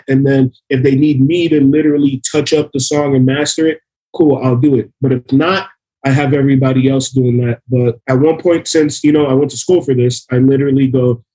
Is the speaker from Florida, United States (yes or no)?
yes; Miami, Florida, United States; we're from Miami, man. I'll say, look, my mom was an immigrant. She brought me to this country to be born in the USA.